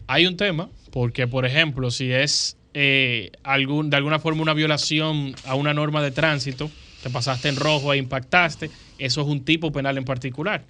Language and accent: Spanish; Dominican Republic; lo que nos sucede a nosotros como dominicanos